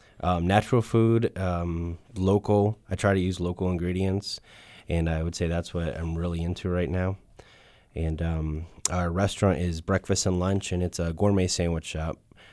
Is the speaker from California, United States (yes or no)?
no; Lake Worth, Florida, United States; I'm from Lake Worth, and … is born in Boynton.